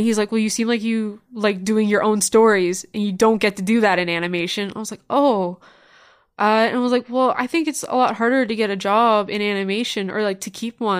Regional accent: Niagara Falls, Ontario, Canada; moved away as an adult; now in Toronto, Canada; I initially grew up actually in Niagara Falls

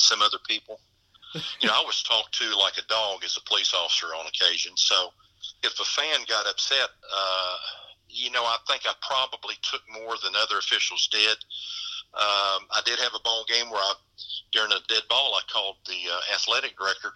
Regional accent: Henderson County, Kentucky, United States; they would not let me call in Henderson County because I was from Henderson County

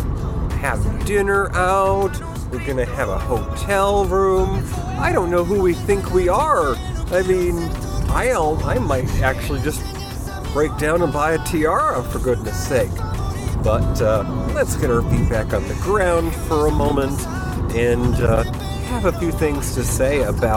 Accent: New York, United States; I grew up in New York

